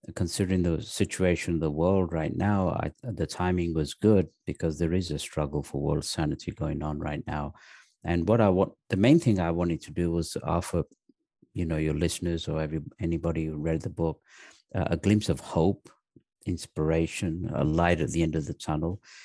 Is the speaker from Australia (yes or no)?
no; the north of England, United Kingdom; also born or lived in Pakistan; I was actually born in Pakistan. Uh, my parents moved to England when I was three years old.